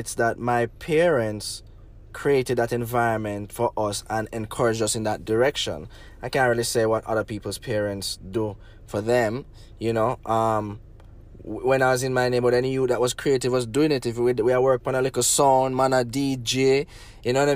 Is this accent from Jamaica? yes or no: yes; Negril, Westmoreland, Jamaica; I grew up in Negril